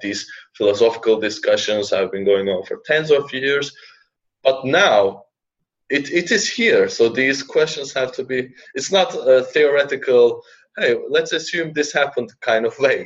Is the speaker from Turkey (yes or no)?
yes; Turkey; moved away as an adult; also born or lived in Finland; now in Helsinki, Finland; So I have finished my bachelor's from my home country, Turkey. Then I uh, moved to Finland for a master's